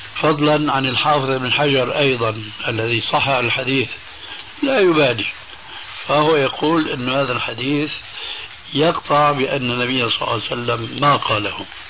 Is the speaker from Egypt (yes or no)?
no; Syria; عندنا في سوريا